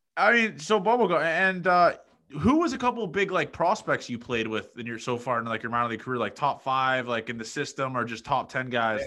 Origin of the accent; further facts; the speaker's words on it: Toronto, Ontario, Canada; moved away; also born or lived in Nebraska; I'm from Toronto